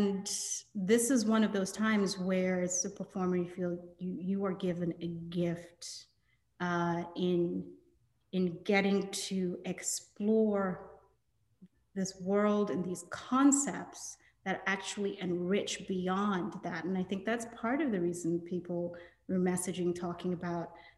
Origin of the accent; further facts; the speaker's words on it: Nigeria; I'm Nigerian